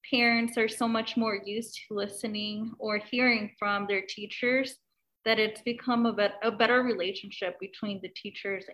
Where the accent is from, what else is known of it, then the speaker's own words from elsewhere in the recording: Eagle Pass, Texas, United States; now in Austin, United States; I'm from Eagle Pass, so Southwest Texas border